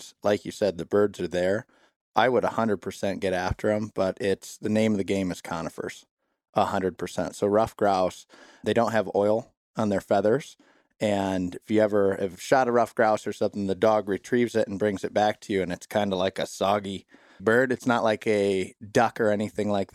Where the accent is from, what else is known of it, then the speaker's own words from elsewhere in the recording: Southeast Michigan, United States; moved away as an adult; also born or lived in Wisconsin; I'm originally from Southeast Michigan, grew up down there